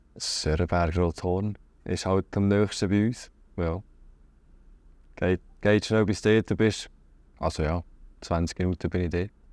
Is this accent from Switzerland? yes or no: yes; Schüpfheim, Lucerne, Switzerland; also born or lived in Hasle; ich bin von Schöpfen, aus dem Mäntlibuch. Geboren bin ich in Hasli, also ein Dorf weiter Richtung Luzern